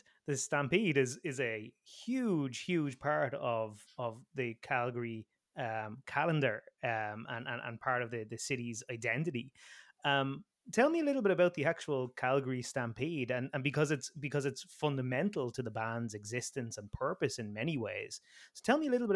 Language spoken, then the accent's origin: English; Ireland; as an Irishman here